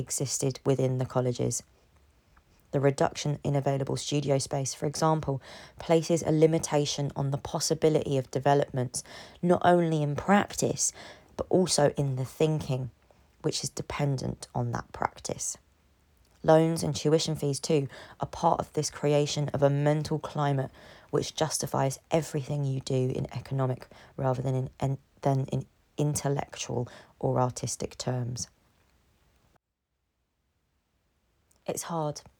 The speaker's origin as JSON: {"language": "English", "region": "London", "country": "United Kingdom", "tie": "born or raised there", "said": "London is a city I implicitly care about and am more able to speak about because I'm in it. It's my hometown."}